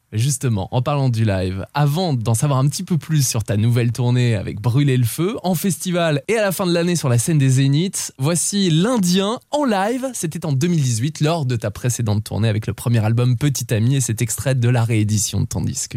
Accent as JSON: {"language": "French", "country": "France", "said": "chez nous en France"}